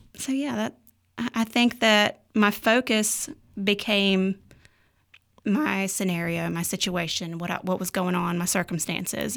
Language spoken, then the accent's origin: English; Ruffin, North Carolina, United States; also born or lived in Reidsville, North Carolina; I was born in Reedsville, North Carolina, um, but I was raised in Ruffin, uh, so I basically grew up in the woods.